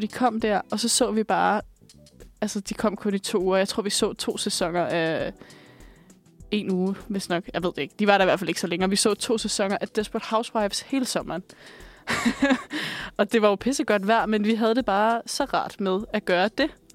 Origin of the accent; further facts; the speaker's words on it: Bornholm, Capital Region of Denmark, Denmark; Jeg er vokset op på Bornholm